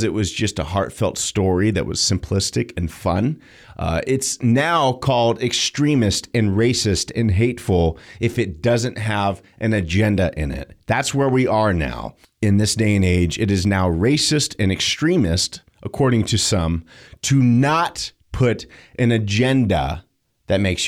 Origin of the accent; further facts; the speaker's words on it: United States; I'm an American. I'm a red-blooded American